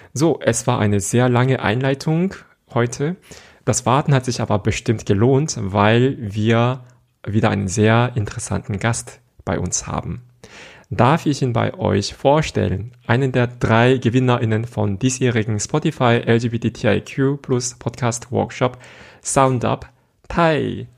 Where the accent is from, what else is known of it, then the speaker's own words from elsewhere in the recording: South Korea; moved away; ich bin mit solchen Kulturen einfach aufgewachsen in Südkorea